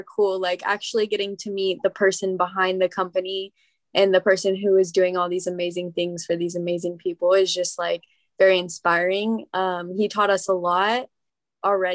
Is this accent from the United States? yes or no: yes; Riverside, California, United States; I was born and raised in Riverside, California